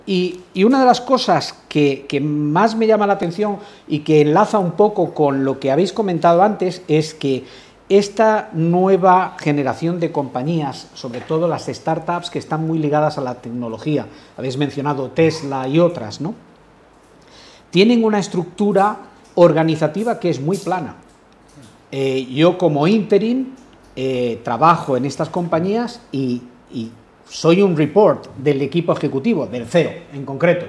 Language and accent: Spanish; Spain; soy profundamente español